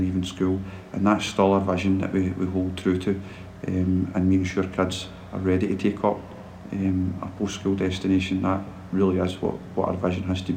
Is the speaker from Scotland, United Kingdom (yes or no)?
yes; Dorai, Scotland, United Kingdom; where I grew up in Dorai